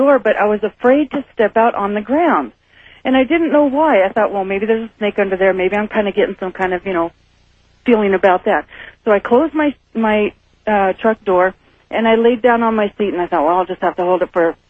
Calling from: Carson City, Nevada, United States; I'm calling from Carson City.

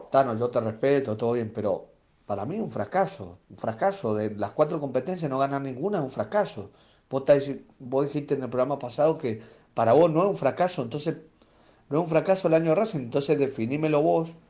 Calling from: Mendoza, Argentina; de Mendoza

